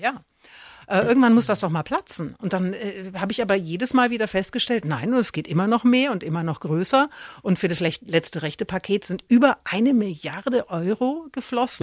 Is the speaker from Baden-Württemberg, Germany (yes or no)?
no; Erlangen, Bavaria, Germany; moved away; ich komme ja aus Erlangen